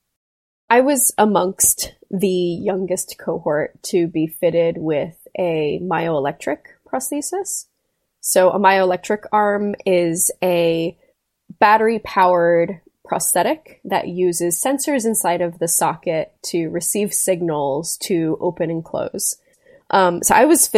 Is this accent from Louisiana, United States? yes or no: no; South Florida, United States; I grew up in South Florida